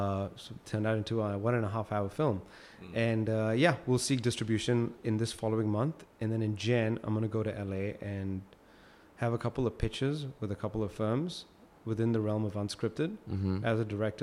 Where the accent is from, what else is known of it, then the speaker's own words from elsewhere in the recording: Singapore; I just believe growing up in Singapore and local education that film was too ambitious lah.